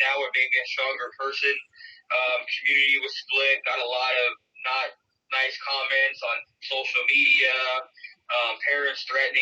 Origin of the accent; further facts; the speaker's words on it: West Valley, Arizona, United States; I grew up in the West Valley. I grew up not too far from Cactus